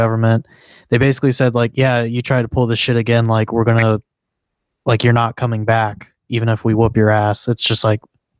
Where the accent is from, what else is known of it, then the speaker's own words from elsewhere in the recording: Texas, United States; Yeah, I mean, I grew up in Texas. I took a few years of Texas state history